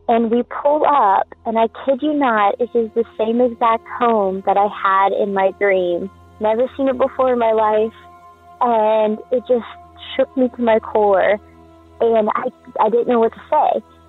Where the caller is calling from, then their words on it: Gulf Coast, United States; I'm calling from the Gulf Coast to tell a story about a dream premonition I had when I was little.